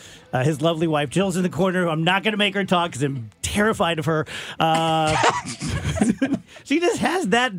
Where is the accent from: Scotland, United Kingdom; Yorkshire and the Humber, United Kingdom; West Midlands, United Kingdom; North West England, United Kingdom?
Scotland, United Kingdom; and I'm Scottish